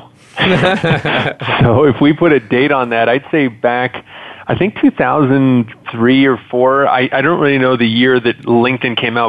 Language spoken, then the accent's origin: English; Montreal, Quebec, Canada; moved away; I was originally born and raised in Montreal, Canada